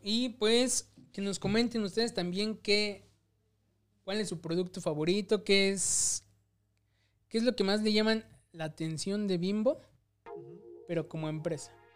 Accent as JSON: {"language": "Spanish", "country": "Mexico", "said": "tú y yo somos bien, bien mexicanos"}